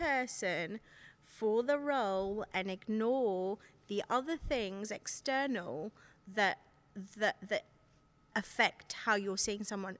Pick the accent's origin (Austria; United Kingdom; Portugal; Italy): United Kingdom; Yeah, but you're not English, are you? Or, well, I'm British, okay.